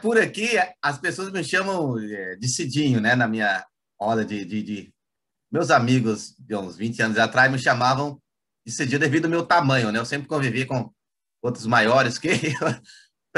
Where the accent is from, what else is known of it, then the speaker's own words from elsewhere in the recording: Goiás, Brazil; now in Conceição do Araguaia, Brazil; eu sou goiano